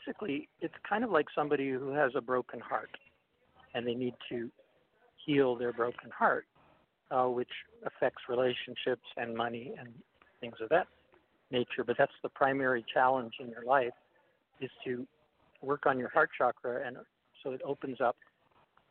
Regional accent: Los Angeles, California, United States; also born or lived in Oregon; I was born in L.A. too, at Hollywood Presbyterian

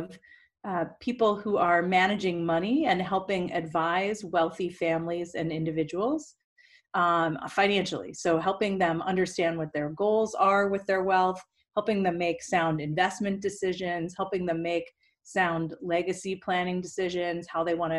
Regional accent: Pittsburgh, Pennsylvania, United States; now in Los Angeles, United States; And I'm from Pittsburgh. We grew up together in Pittsburgh.

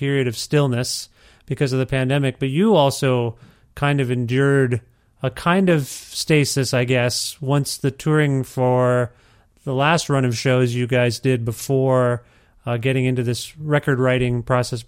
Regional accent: Ontario, Canada; moved away as an adult; now in Edmonton, Canada; I'm from Ontario.

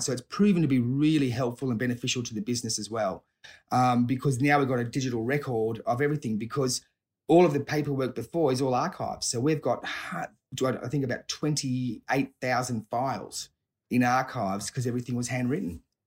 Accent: Sydney, New South Wales, Australia; I grew up, um, around, in Sydney, so, uh, grew up around South Hurstville and, and, and, and Southern Sydney, so still, still residing in the area.

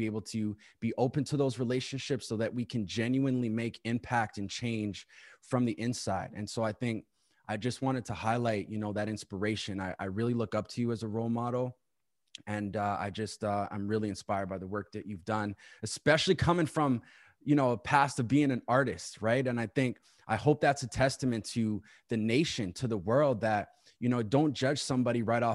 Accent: Winnipeg, Manitoba, Canada; now in Ottawa, Canada; I was born and raised in Winnipeg too

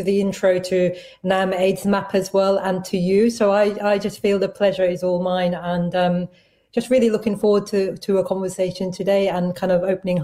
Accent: London, United Kingdom; I grew up in East London in Tower Hamlets

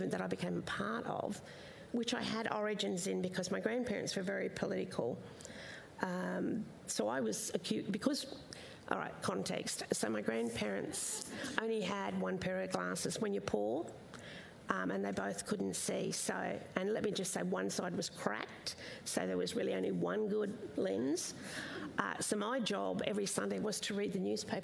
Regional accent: Minjerribah, Queensland, Australia; my primary area of where I grew up was on Manjeroba, Stradbroke

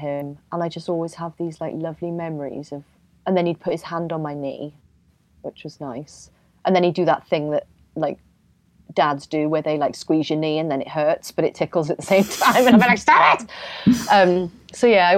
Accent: Wales, United Kingdom; moved away as an adult; now in London, United Kingdom; I'm from Wales

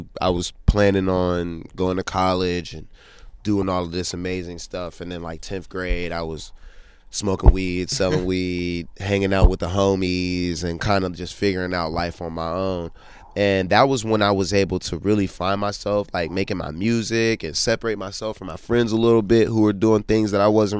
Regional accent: Pittsburgh, Pennsylvania, United States; moved away; also born or lived in New Orleans; growing up in Pittsburgh

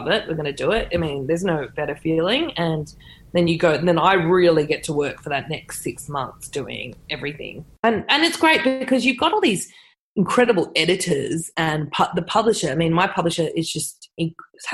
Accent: Sydney, New South Wales, Australia; also born or lived in Redfern, Sydney; I grew up on the North Shore

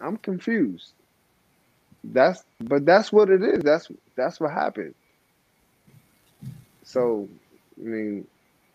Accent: New York, United States; I'm from New York

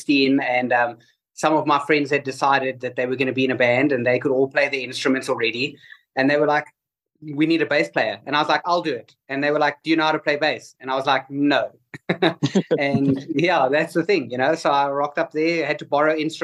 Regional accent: South Africa; also born or lived in United States; we're from South Africa

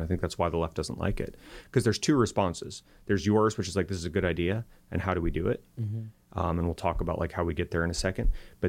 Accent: California, United States; I come from Silicon Valley, and it was named Silicon Valley because that's where we invented computer chips.

